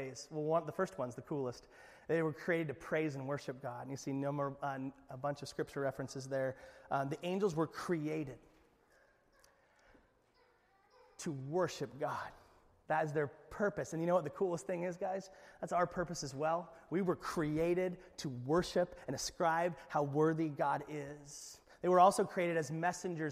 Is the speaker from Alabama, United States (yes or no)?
no; Alaska, United States; we're from Alaska